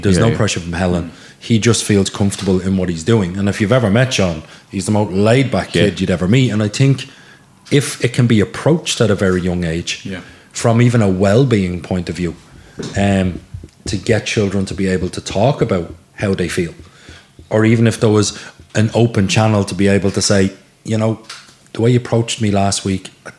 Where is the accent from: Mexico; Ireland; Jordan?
Ireland; Lusk, County Dublin; And Sean is a very young lad, so why do I want to play there? I'm from Lusk.